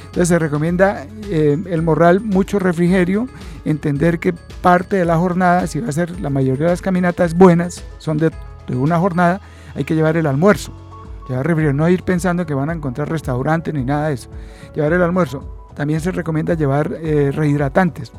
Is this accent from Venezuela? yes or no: no; Santander, Colombia; como santanderiano, como colombiano y como coaminante